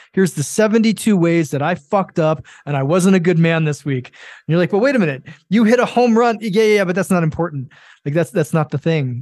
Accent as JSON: {"language": "English", "country": "Japan", "tie": "born or raised there", "said": "I grew up in Japan"}